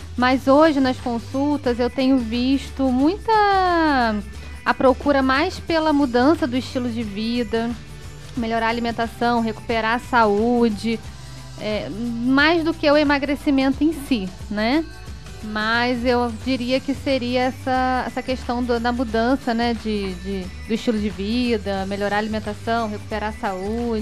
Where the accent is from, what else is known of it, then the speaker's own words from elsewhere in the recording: Petrópolis, Rio de Janeiro, Brazil; also born or lived in Areal; eu sou de Petrópolis, né? Sim. É, e passei boa parte da minha vida em, morando em Taipava. A minha infância